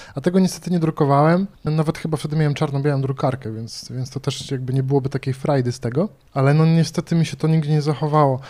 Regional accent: Bydgoszcz, Kuyavian-Pomeranian Voivodeship, Poland; pochodzę z Bydgoszczy

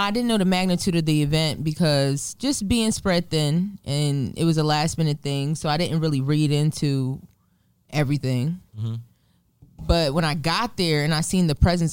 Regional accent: New Jersey, United States; In my hometown of Lumbro, New Jersey.

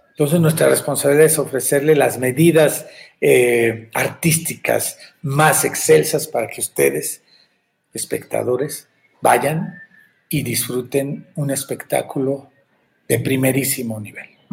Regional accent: Mexico; creadores mexicanos quienes lo hacemos

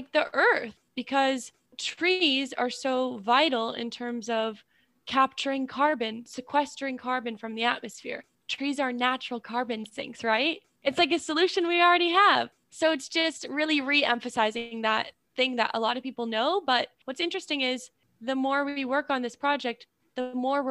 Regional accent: Newton, United States; I'm from Newton

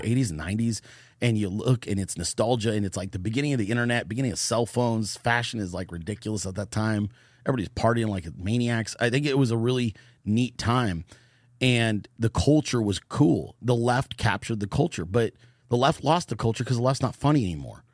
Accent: Bay Area, Northern California, United States; I grew up in California. I'm from Northern California, the Bay Area.

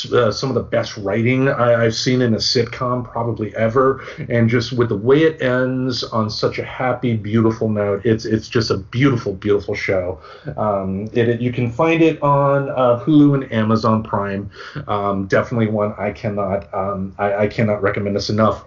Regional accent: Michigan, United States; born or raised there

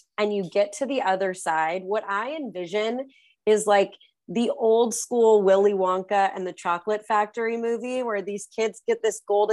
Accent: California, United States; growing up in California

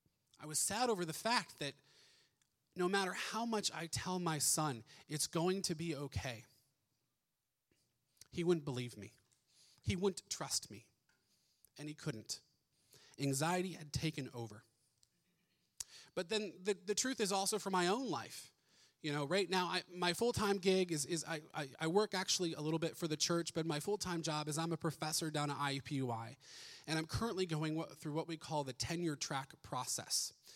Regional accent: Ohio, United States; We moved here originally from Ohio.

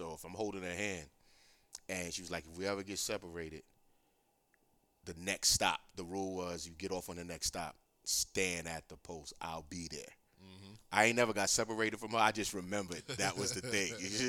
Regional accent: New York City, New York, United States; also born or lived in Brooklyn / Bronx; even when I moved from Harlem, we still went to school in Harlem.

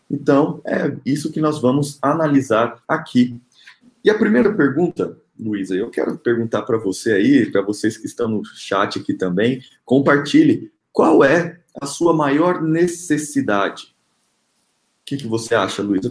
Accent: Rondonópolis, Mato Grosso, Brazil; now in Brasília, Brazil; eu sou Mato Grossense, nasci em Rondonópolis, meus pais moram no Mato Grosso

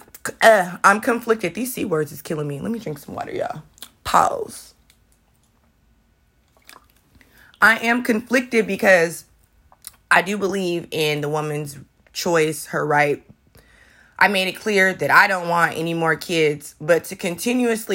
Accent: the Bay Area, California, United States; now in Portland, United States; I'm from California, the Bay Area, where, you know, everybody's walking around smoking weed.

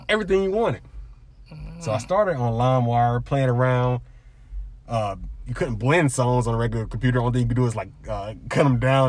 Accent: South Carolina, United States; Born and raised in South Carolina

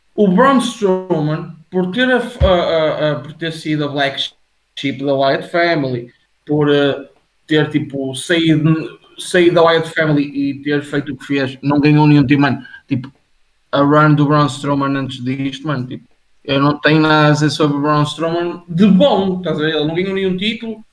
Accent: Portugal; Eu estou tão habituado a falar inglês durante, tipo, o meu dia a dia e tudo, e eu sou português

